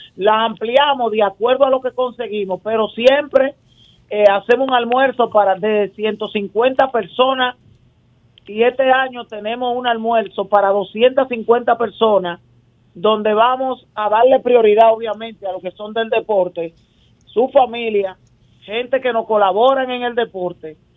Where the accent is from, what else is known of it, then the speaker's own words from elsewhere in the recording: Santo Domingo, Distrito Nacional, Dominican Republic; desde que yo crecí y nací en Guachupita